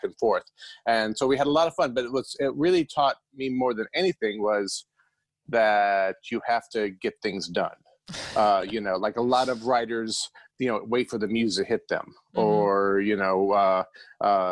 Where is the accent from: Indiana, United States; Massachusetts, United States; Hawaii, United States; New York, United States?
Indiana, United States; now in California, United States; I grew up in Indiana